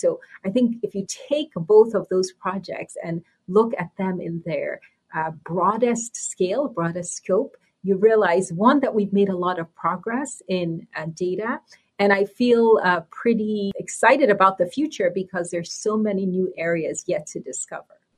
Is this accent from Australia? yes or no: no; Nigeria; moved away; also born or lived in New York City, United States; I was born in New York City and grew up in Nigeria.